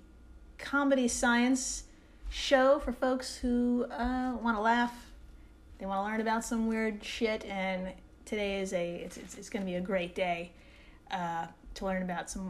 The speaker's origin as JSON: {"language": "English", "country": "United States", "also_born_or_lived": "New York", "said": "We're American"}